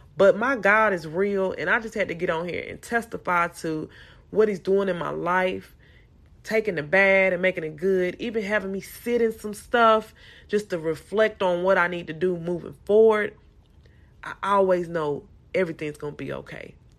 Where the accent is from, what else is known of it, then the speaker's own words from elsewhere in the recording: Salisbury, North Carolina, United States; moved away as an adult; now in Houston, United States; I'm from North Carolina, Salisbury, North Carolina